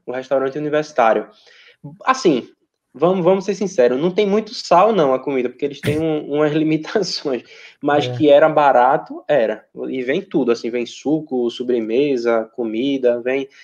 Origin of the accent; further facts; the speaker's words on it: Brazil; moved away as an adult; also born or lived in Portugal; coisas boas no Brasil que você não via quando você morava lá